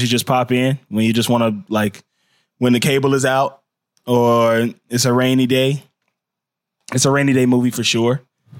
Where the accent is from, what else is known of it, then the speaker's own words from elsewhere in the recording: St. Paul, Minnesota, United States; you know, I'm from St. Paul, so I'm a Timberwolves fan.